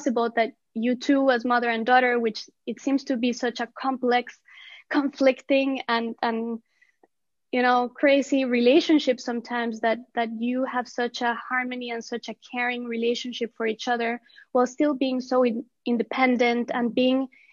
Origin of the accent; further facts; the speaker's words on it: Colombia; We are Latinas. I mean, we're originally from Colombia